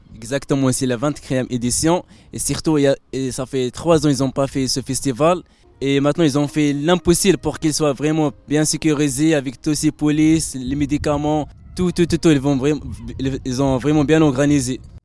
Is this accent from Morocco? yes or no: yes; Morocco; je suis marocain